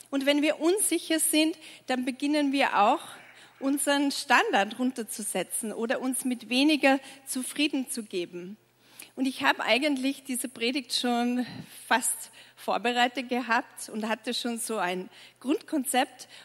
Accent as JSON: {"language": "German", "region": "Tyrol", "country": "Austria", "tie": "born or raised there", "said": "Ich bin in Tirol aufgewachsen und ich sage immer, wenn man in Tirol geboren wird, kommt man quasi mit Ski auf die Welt."}